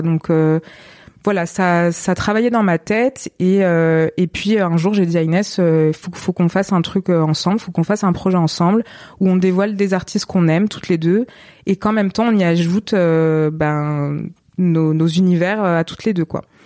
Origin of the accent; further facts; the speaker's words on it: Montpellier, Occitania, France; moved away as an adult; now in Marseille, France; j'ai jamais quitté Montpellier. Euh, et en fait, il était temps de quitter quand même ma ville natale